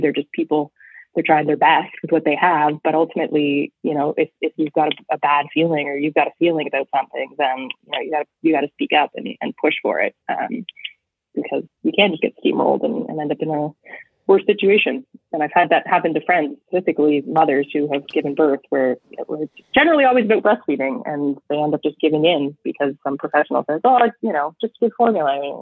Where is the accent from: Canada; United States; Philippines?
Canada; as a Canadian